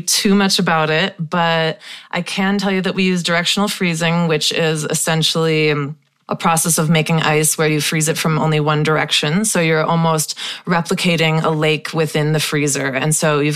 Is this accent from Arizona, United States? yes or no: no; Wisconsin, United States; Growing up in Wisconsin